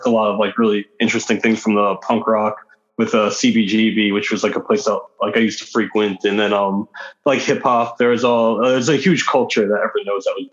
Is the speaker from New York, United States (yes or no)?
yes; New York City, New York, United States; I grew up in New York City in the 80s and 90s